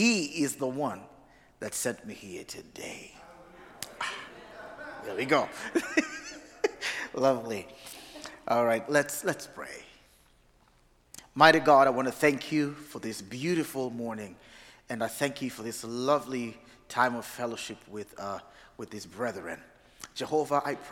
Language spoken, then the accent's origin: English; Uganda; also born or lived in Massachusetts; now in Providence, United States; I come from originally from Uganda, not Massachusetts. I live in Massachusetts right now.